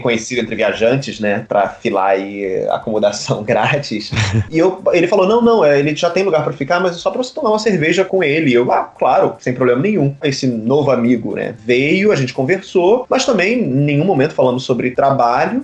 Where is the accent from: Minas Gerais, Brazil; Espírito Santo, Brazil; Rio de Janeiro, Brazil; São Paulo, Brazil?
Rio de Janeiro, Brazil; moved away as an adult; also born or lived in Moscow, Russia; now in Brussels, Belgium; Então, eu sou do Rio de Janeiro, mais precisamente do bairro de Campo Grande, subúrbio, zona oeste do Rio de Janeiro. Passei 18 anos da minha vida